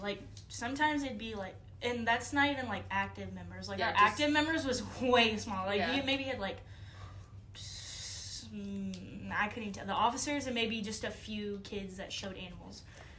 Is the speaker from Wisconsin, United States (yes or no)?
no; Brenham, Texas, United States; also born or lived in College Station / Houston; So when I was born in College Station, and then we lived there for a while. And then we moved to Brenham, where we had our own acres, and then my grandpa had cattle, and they still do. But then I moved to Houston